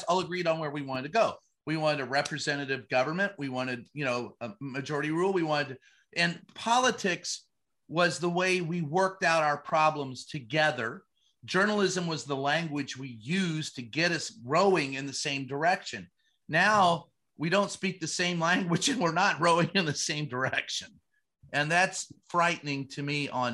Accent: Kentucky, United States; my home state of Kentucky

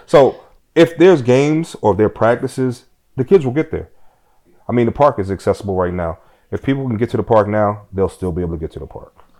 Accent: Philadelphia, Pennsylvania, United States; growing up in South Philadelphia

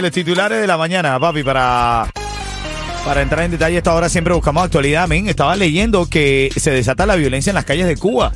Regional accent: Venezuela; como hermano venezolano

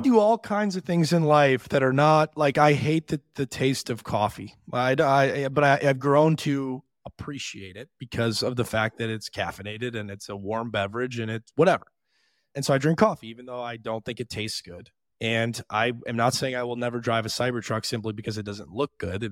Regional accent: Detroit, Michigan, United States; I'm from Detroit

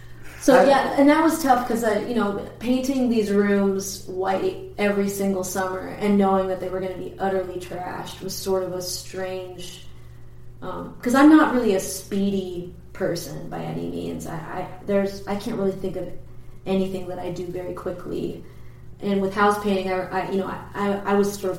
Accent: Perkiomenville, Pennsylvania, United States; also born or lived in New Jersey; now in Philadelphia, United States; I'm originally from New Jersey, I guess, but the town we moved to later, it's called Perkiomenville

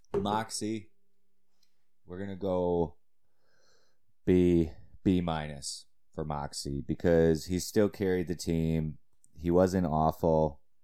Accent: Cheektowaga, New York, United States; my hometown Maryvale Flyers

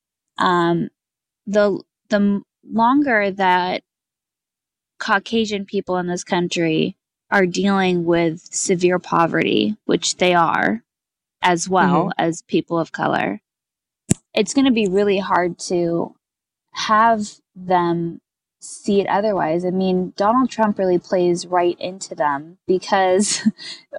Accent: California, United States; I grew up in California in a bubble because California is obviously like very liberal

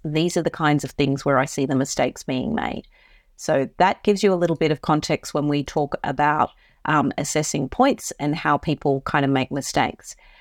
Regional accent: Queensland, Australia; Queensland, my home state

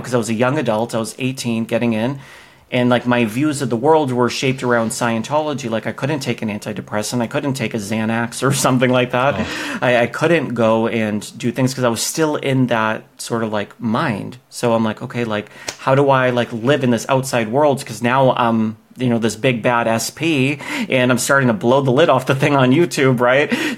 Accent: Boston, Massachusetts, United States; moved away as an adult; now in Los Angeles, United States; I grew up in Boston across the country

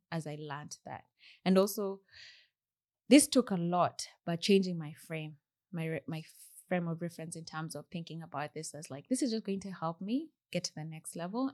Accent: Kenya; moved away as an adult; also born or lived in Burgess Hill, United Kingdom; now in United Kingdom; when I moved from Kenya

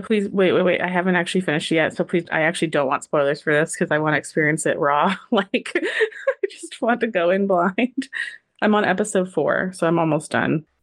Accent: California, United States; me being from California, having a cowboy festival in my hometown every freaking year

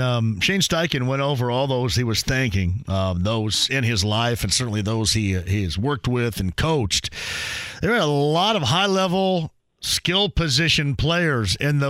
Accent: Owensburg, Indiana, United States; Jeff Allen is from my hometown of Owensburg

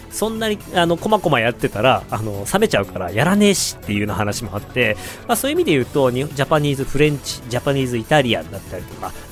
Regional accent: Otaru, Hokkaido, Japan; moved away; also born or lived in China; 僕の地元の小樽市

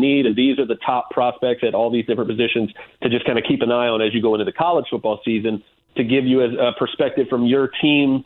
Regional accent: Tampa, Florida, United States; I grew up in Tampa

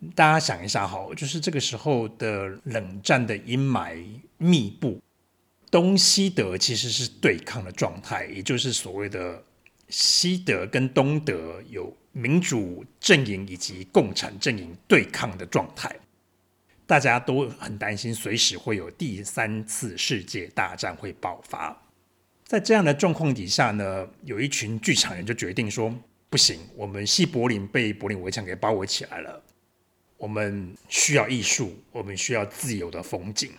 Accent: Yongjing, Changhua County, Taiwan; now in Berlin, Germany; 我是一位作家，来自彰化县永靖乡

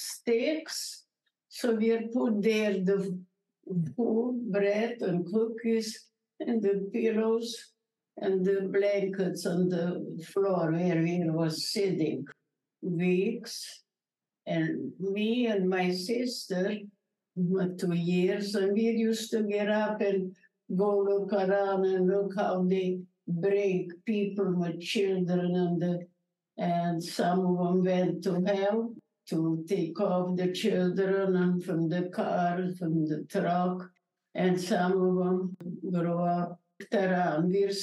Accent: Berehove, Zakarpattia Oblast, Ukraine; English is a second language; I'm a Holocaust survivor, and I'm from Czechoslovakia.

